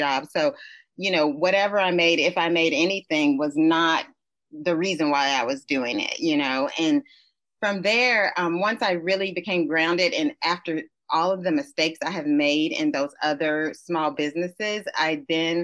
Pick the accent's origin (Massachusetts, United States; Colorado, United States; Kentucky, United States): Kentucky, United States; moved away as an adult; now in New York City, United States; I'm originally from Kentucky